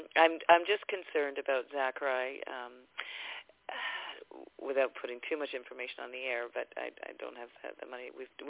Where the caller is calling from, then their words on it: Vancouver, British Columbia, Canada; I'm calling from Vancouver, British Columbia.